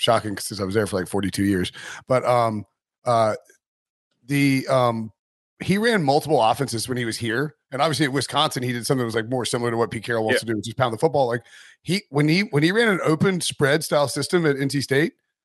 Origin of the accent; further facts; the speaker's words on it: United Kingdom; I'm British